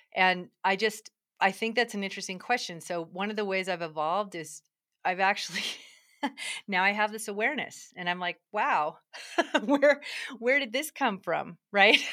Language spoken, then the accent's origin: English; Durango, Colorado, United States; I'm in Durango, Colorado, which is sort of exciting 'cause it's my hometown